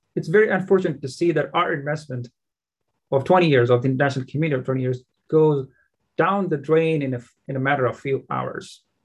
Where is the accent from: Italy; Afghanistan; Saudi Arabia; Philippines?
Afghanistan; now in United States; I was born in Afghanistan and a proud Afghan American